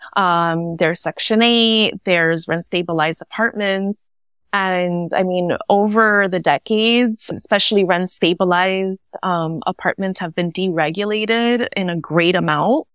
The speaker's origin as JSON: {"language": "English", "town": "New York City", "region": "New York", "country": "United States", "tie": "born or raised there", "said": "I'm Puerto Rican, a first generation in New York City, born and raised in Williamsburg, Brooklyn."}